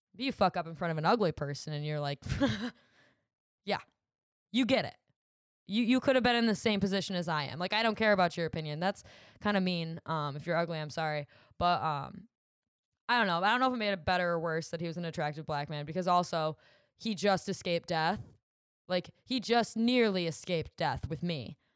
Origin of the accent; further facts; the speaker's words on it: Williamston, United States; my hometown of Williamston.